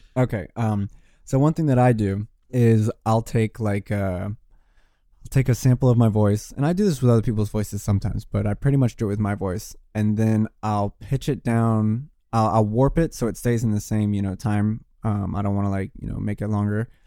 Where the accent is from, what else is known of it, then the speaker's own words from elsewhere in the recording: Richmond, Virginia, United States; now in Brooklyn, United States; I'm from Richmond, Virginia. I'm not from Brooklyn. I mean, I live here now